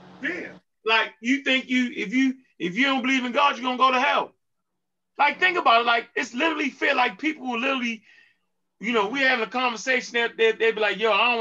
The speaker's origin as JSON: {"language": "English", "town": "Baltimore", "region": "Maryland", "country": "United States", "said": "I'm straight from Baltimore"}